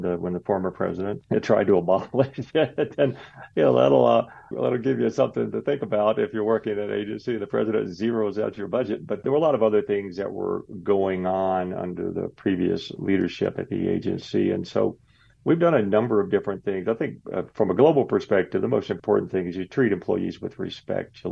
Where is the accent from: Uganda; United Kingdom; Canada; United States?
United States; Tennessee; moved away as an adult; also born or lived in Arizona / Washington, D.C.; I'm originally from Tennessee